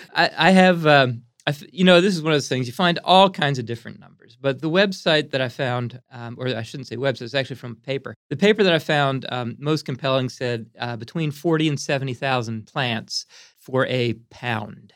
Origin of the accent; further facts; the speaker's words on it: Pottstown, Pennsylvania, United States; also born or lived in Lancaster, Pennsylvania; I was brought up in Pottstown, which is just a little bit west of Philadelphia.